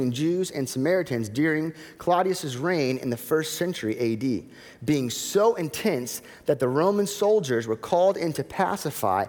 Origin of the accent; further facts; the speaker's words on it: South Florida, United States; now in Indiana, United States; I grew up in South Florida